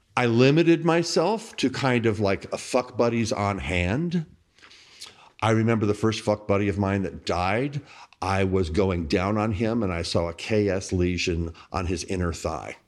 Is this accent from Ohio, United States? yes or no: no; Bossier City, Louisiana, United States; also born or lived in New Orleans; I was a young, gay kid growing up in Bossier City, Louisiana